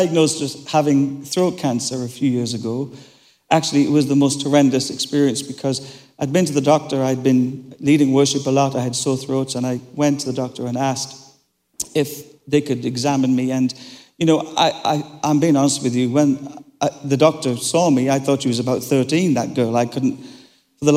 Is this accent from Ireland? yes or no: yes; Ireland; I'm Irish